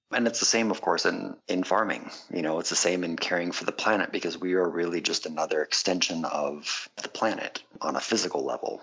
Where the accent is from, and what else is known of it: San Diego, California, United States; born or raised there; also born or lived in Quebec, Canada